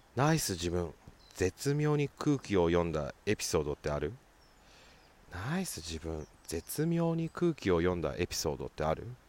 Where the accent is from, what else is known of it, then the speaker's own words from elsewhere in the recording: Sapporo, Hokkaido, Japan; 地元札幌市東区